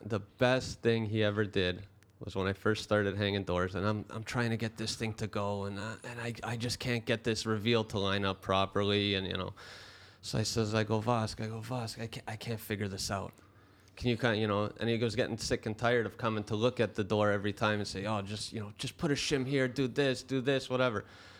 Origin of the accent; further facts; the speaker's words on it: Brampton, Ontario, Canada; I grew up in Brampton, right?